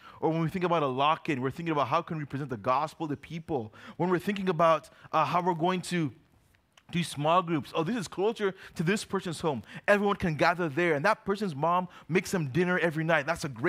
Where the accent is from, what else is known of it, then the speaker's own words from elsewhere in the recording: Uganda; Now, when I was growing up, we grew up in Uganda. We come back to visit the States every 5 or so years.